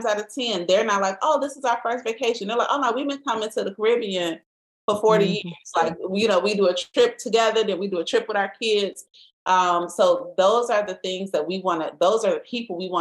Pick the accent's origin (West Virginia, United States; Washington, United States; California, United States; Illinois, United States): Illinois, United States; Chicago; we're from the South Side